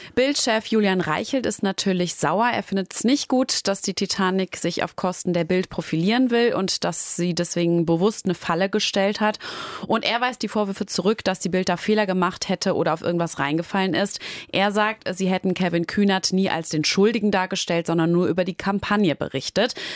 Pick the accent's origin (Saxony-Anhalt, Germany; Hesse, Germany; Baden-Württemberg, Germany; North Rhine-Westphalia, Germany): North Rhine-Westphalia, Germany; Essen; accent: Ruhr dialect; moved away; ich komme aus Essen